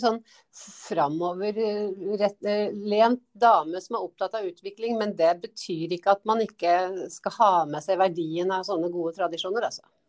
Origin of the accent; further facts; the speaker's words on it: Gjøvik, Innlandet, Norway; moved away as an adult; also born or lived in Toten / Lillehammer; now in Hadeland, Norway; opplending opprinnelig, da. For at jeg er født på Toten. vokser jo på Gjøvik